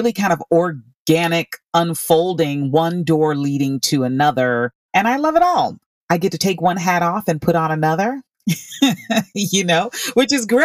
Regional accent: Orlando, Florida, United States; I grew up in Orlando, Florida

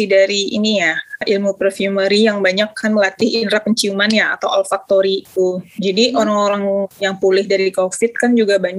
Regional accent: Padang, West Sumatra, Indonesia; kebetulan lahir besarnya itu di Sumatera Barat kalau besarnya di Kota Padang

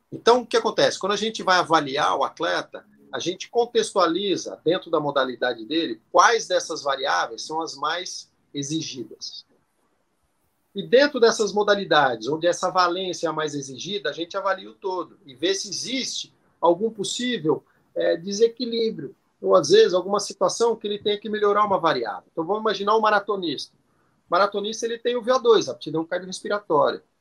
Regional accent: Botucatu, São Paulo, Brazil; Eu sou de Botucatu. Botucatu é uma

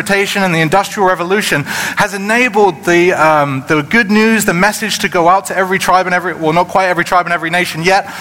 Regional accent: United Kingdom; moved away; in the United Kingdom, where I come from

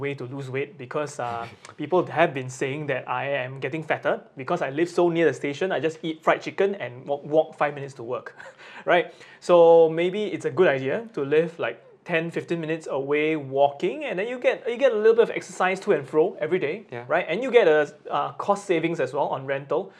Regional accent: Singapore; now in Japan; I'm from Singapore. Singapore

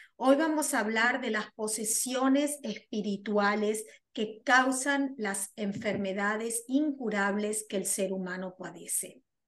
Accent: Argentina; moved away as an adult; now in United States; soy argentina, resido en los Estados Unidos hace más de 24 años

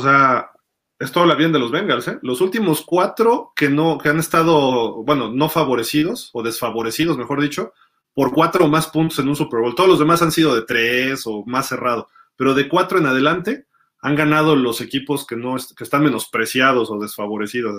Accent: Mexico; somos de México

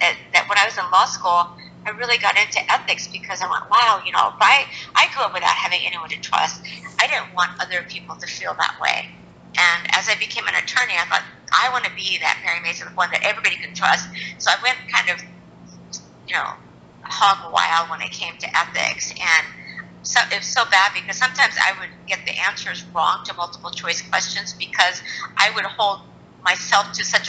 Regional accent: Japan; born there; So I'm half Japanese and I was born in Japan

